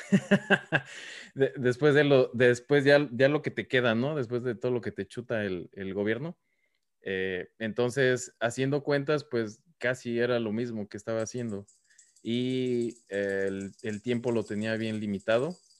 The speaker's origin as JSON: {"language": "Spanish", "country": "Mexico", "moved": "yes", "lives_now": "United States", "said": "porque nosotros somos mexicanos también"}